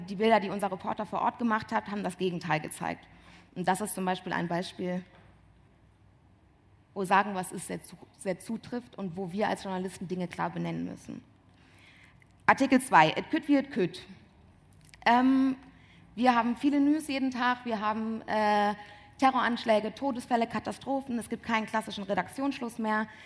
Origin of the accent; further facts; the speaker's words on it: Bonn, North Rhine-Westphalia, Germany; also born or lived in Siegburg; ich komme nicht aus Köln, sondern ich komme aus dem Rheinland. Ähm, ich bin in, Bonn geboren, in Siegburg geboren, in Bonn aufgewachsen